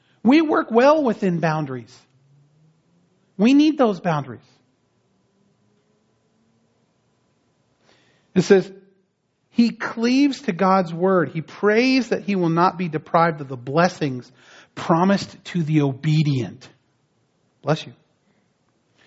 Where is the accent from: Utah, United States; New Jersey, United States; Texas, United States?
New Jersey, United States; now in San Diego, United States; I grew up back east in New Jersey